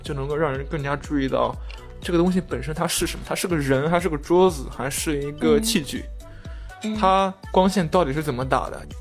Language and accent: Chinese; China; 我作为中国人去看他拍的某些所谓的美式餐厅